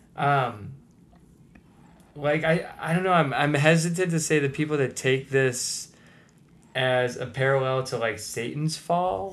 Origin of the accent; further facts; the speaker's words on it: United States; as an American